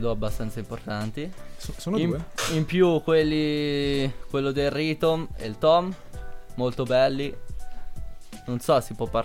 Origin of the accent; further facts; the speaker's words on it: Mendrisio, Ticino, Switzerland; sono di Mendrisio e vado al liceo di Mendrisio.